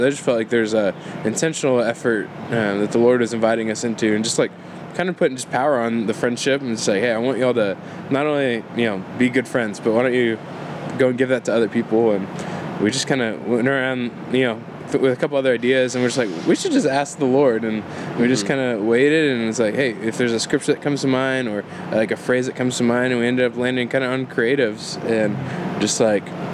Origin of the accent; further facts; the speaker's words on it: Houston, Texas, United States; moved away as an adult; now in Waco, United States; I'm originally from Houston